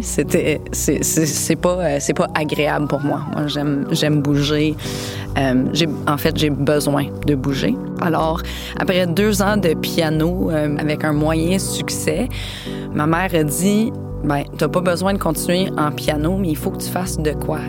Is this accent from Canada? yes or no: yes; London, Ontario, Canada; moved away as an adult; also born or lived in Spain / Miami / Sorel-Tracy; now in Gaspé, Canada; j'ai été élevée à London, en Ontario